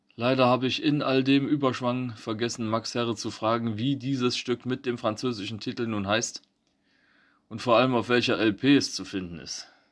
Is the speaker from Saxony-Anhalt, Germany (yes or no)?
no; Eisenberg, Thuringia, Germany; bei uns in Eisenberg